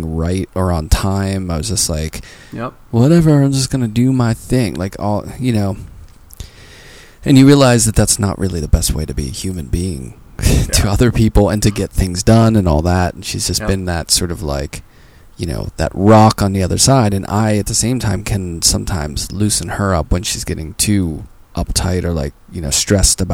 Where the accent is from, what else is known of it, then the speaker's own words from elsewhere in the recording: Pittsburgh, Pennsylvania, United States; moved away; also born or lived in New York City; I'm from Pittsburgh